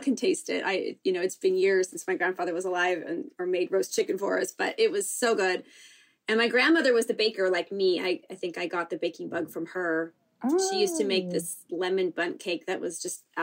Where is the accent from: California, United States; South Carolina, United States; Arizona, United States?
California, United States; San Diego; I grew up here in San Diego, or just outside of San Diego, a little bit north